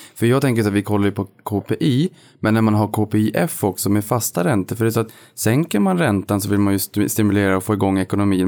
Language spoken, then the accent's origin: Swedish; Boden, Norrbotten County, Sweden; moved away; när jag var hemma i Boden för ett antal år sedan